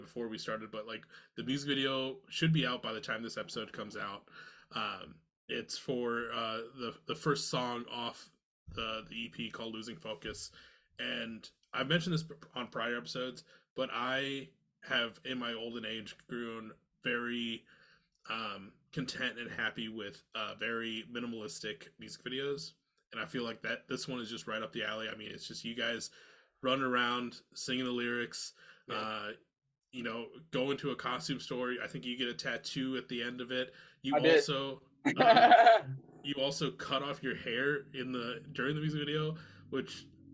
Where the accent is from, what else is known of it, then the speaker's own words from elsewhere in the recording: Iowa, United States; now in Minnesota, United States; I'm originally from Iowa